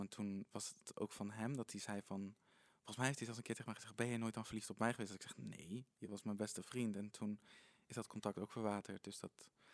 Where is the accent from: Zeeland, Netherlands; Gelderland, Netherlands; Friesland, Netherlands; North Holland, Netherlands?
Gelderland, Netherlands; Apeldoorn; geboren en getogen in Apeldoorn